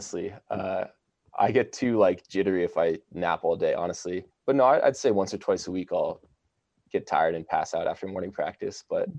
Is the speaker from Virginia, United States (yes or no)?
yes; Virginia, United States; I grew up in Virginia and my whole family lives in Texas now.